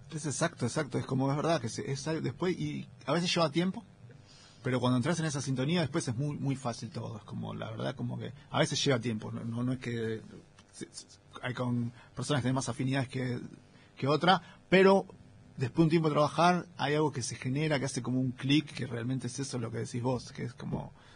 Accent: Remedios de Escalada, Buenos Aires Province, Argentina; Yo soy del Gran Buenos Aires, de la, una ciudad llamada Ramírez Escalada, que está en el partido de Lanús, entre Lanús y Banfield.

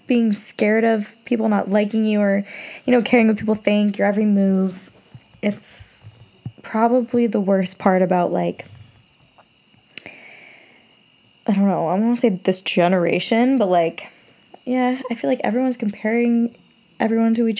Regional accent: Rhode Island, United States; I'm from Rhode Island. So really small state, small towns within

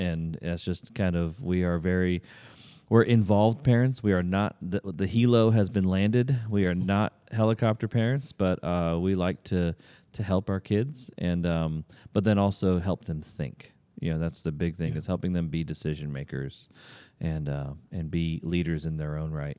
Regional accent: Pennsylvania, United States; now in Virginia, United States; I was raised in Pennsylvania. I went to college down here in Virginia and stayed and met my wife while I was in college.

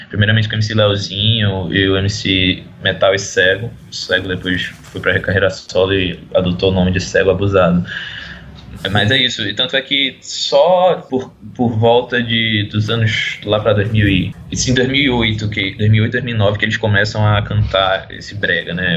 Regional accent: Recife, Pernambuco, Brazil; Eu sou de Recife

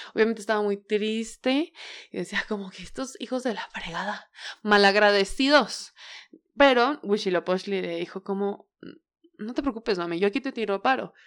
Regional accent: Tula de Allende, Hidalgo, Mexico; born or raised there

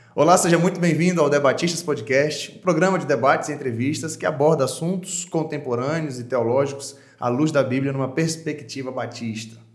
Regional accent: Pará, Brazil; moved away as an adult; also born or lived in João Pessoa, Paraíba; Com 18 anos eu fui para o seminário de teologia, teologia, lá em João Pessoa, na Paraíba, saí do Pará, fui para lá

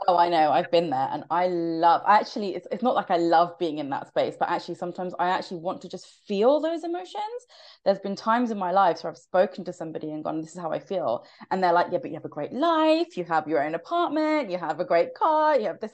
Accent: United Kingdom; I'm quite a loud Brit

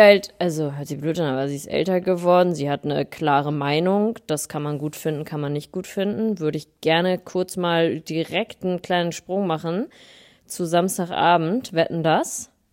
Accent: the North, Northern Germany, Germany; moved away; bin frisch zurück aus dem Norden, da wo ich herkomme.

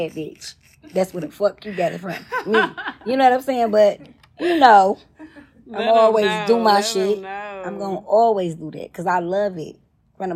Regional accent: Detroit, Michigan, United States; moved away as an adult; now in Atlanta, United States; I'm from the East Side.

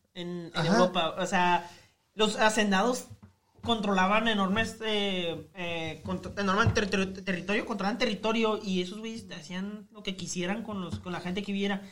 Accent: northern Mexico, Mexico; todos somos hermanos norteños

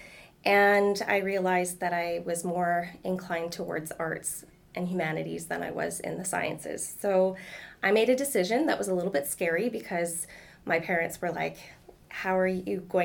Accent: Prince George, British Columbia, Canada; I'm from Prince George

